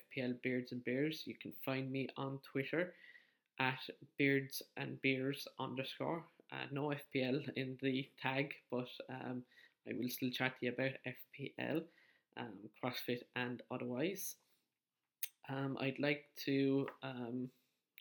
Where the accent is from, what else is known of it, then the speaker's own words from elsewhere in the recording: County Wexford, Leinster, Ireland; I'm from County Wexford in the Republic of Ireland.